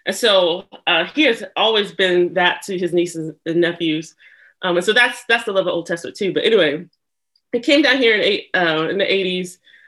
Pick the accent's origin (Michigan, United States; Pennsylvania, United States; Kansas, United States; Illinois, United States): Kansas, United States; Lawrence; born there; Yeah, so I was born in Lawrence, Kansas